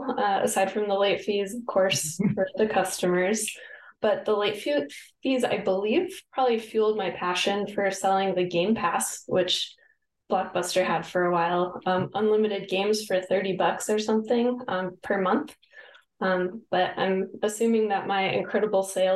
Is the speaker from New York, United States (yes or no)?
no; Colorado, United States; moved away as an adult; now in San Diego, United States; I'm from Colorado